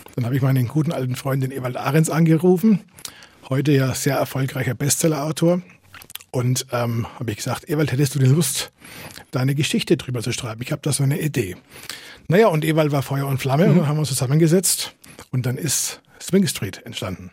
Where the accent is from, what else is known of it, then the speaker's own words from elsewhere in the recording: Fürth, Bavaria, Germany; also born or lived in Nuremberg; ich bin eigentlich in Nürnberg geboren, also rein gebürtig bin ich Nürnberger, aber ich bin gefühlter Fürther. Da bin ich aufgewachsen